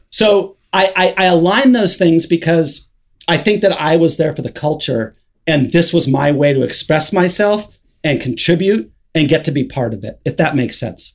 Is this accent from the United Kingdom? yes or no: no; Hermosa Beach, California, United States; also born or lived in Los Angeles; Hermosa Beach, which is where I grew up in Southern California.